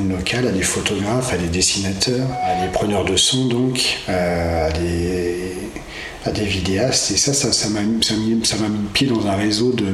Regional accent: Cholet, Pays de la Loire, France; je suis né euh, donc à Cholet, euh, version bocage. donc j'ai grandi dans la campagne, enfin en milieu rural type

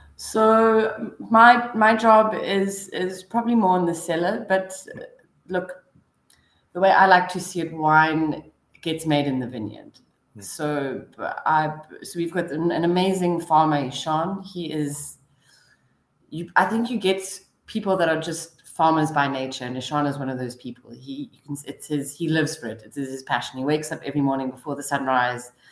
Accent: Stellenbosch, Western Cape, South Africa; now in Cape Town, South Africa; I grew up in Stellenbosch. I studied there, and and now I work there

